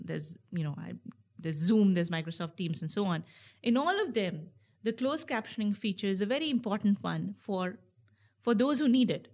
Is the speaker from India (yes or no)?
yes; India; moved away; also born or lived in United States; I was born in, and raised in India, and now I'm, I'm an American citizen